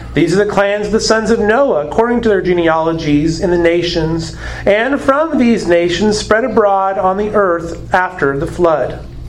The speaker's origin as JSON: {"language": "English", "region": "Arizona", "country": "United States", "moved": "yes", "said": "I come from Arizona. And it has been noted that I have a peculiar way of pronouncing certain words."}